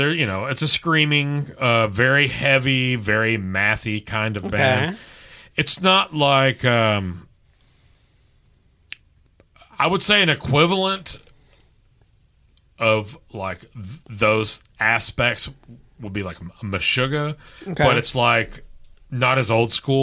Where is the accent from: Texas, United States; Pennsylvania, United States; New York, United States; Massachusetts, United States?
Texas, United States; I'm from Texas